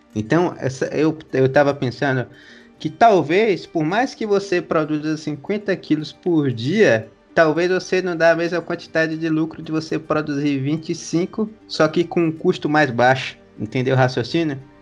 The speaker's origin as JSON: {"language": "Portuguese", "town": "Maracás", "region": "Bahia", "country": "Brazil", "tie": "born or raised there", "said": "na cidade de Maracás, onde eu nasci"}